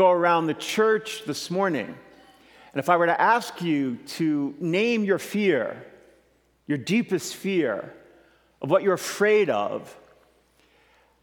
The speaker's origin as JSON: {"language": "English", "town": "New York City", "region": "New York", "country": "United States", "tie": "born or raised there", "said": "I'm originally from Brooklyn, New York"}